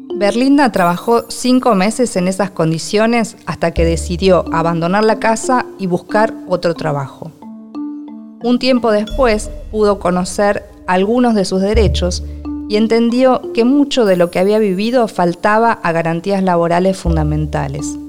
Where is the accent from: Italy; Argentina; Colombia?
Argentina; soy argentina y escritora